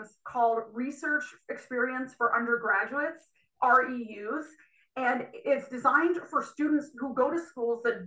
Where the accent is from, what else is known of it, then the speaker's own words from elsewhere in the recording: Burke, New York, United States; moved away; I grew up in Burke, New York, which is a very small rural town in upstate New York